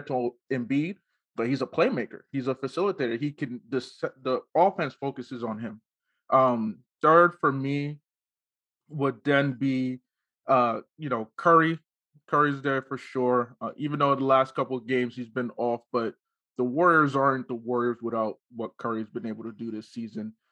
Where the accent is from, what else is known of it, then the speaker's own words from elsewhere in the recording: Nigeria; Being Nigerian